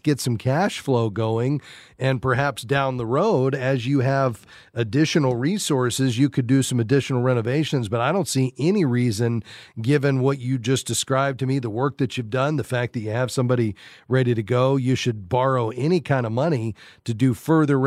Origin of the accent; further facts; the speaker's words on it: Fort Lauderdale, Florida, United States; Fort Lauderdale, my hometown.